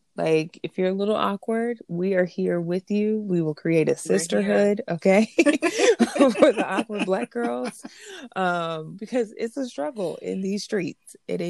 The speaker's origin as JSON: {"language": "English", "town": "Los Angeles", "region": "California", "country": "United States", "moved": "yes", "lives_now": "New York City, United States", "said": "And I am originally from Los Angeles, California. I currently reside in New York City."}